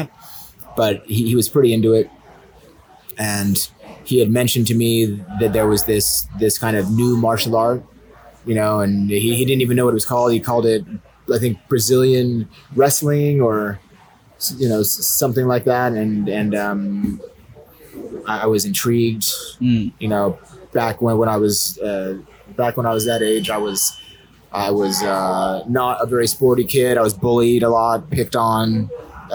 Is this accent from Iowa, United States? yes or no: no; Salt Lake City, Utah, United States; moved away as an adult; now in Bangkok, Thailand; I'm from Utah, yeah. Salt Lake City